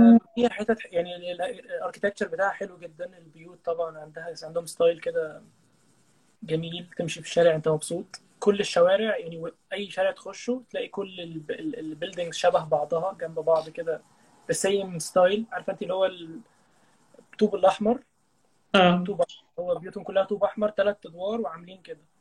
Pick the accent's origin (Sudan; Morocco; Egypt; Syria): Egypt